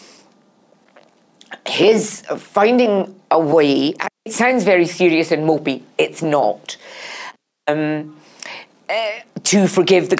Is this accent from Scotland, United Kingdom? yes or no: yes; Paisley, Scotland, United Kingdom; moved away as an adult; also born or lived in Glasgow / London; growing up in Paisley and then moving to Glasgow when I was at university